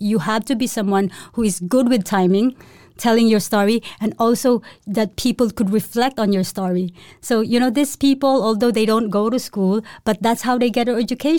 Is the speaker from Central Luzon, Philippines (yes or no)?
no; Cebu, Central Visayas, Philippines; but yeah, I'm from the Philippines. Mm-hmm. I grew up in a place called Cebu. It's actually in the middle of the Philippines, and it's like, you used to say, 15 minutes to the sea and tropical country.